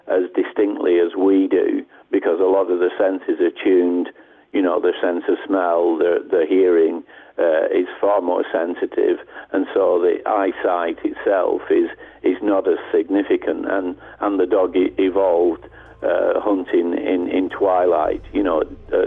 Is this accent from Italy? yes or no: no; England, United Kingdom; also born or lived in United States; I'm from England and have lived here most of my life.